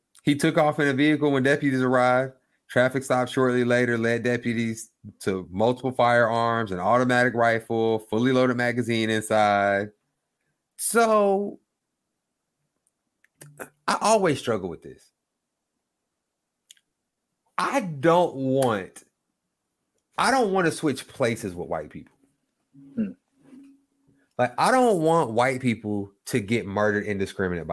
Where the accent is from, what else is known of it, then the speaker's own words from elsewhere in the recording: Oklahoma, United States; moved away; I'm from Oklahoma